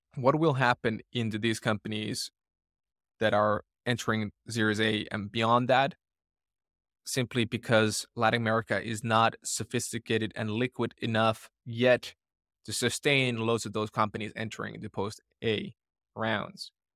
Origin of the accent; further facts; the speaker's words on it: Finland; moved away; growing up in Finland